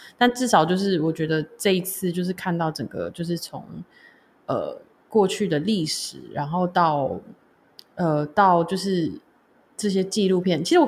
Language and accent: Chinese; Taiwan; 身为台湾人演奏爵士乐，